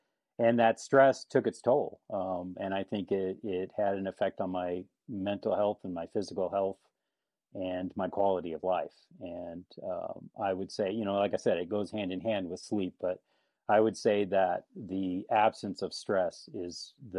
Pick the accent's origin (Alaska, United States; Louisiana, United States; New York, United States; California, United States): California, United States; Napa; born there; So born in California. I was actually born in Napa.